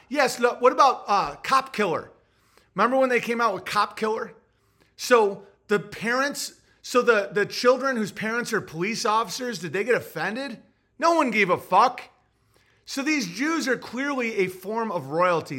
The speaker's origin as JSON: {"language": "English", "country": "United States", "said": "I love being American"}